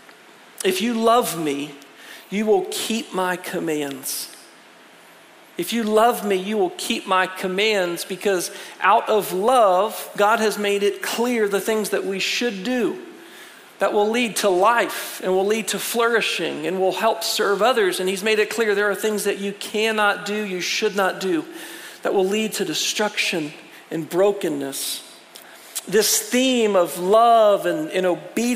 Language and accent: English; United States; as an American